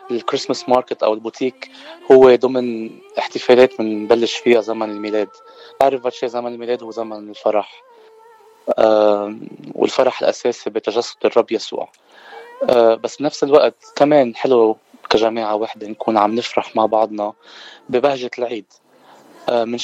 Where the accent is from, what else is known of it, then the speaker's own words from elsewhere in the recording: Mount Lebanon, Lebanon; now in Simi Valley, United States; انا من لبنان من المتن